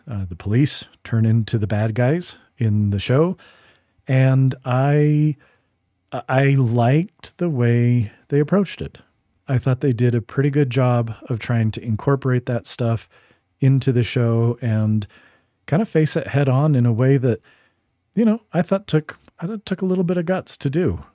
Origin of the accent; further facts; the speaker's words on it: Utah, United States; moved away; also born or lived in Boston, Massachusetts; I'm from Utah, but I feel like Boston is my hometown, like big city, way more than I identify with Salt Lake after living out in New England